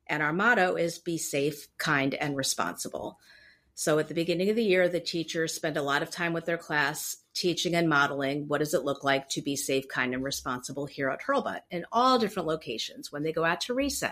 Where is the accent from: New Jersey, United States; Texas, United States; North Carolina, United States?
New Jersey, United States; moved away as an adult; also born or lived in Germany / Omaha / Los Angeles / Connecticut; I grew up mostly in New Jersey.